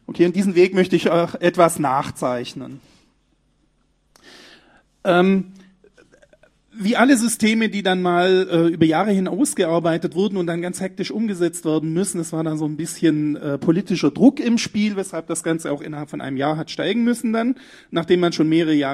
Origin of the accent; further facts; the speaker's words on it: Baden-Württemberg, Germany; Ich weiß nicht, aber ich bin Schwabe, ich darf das.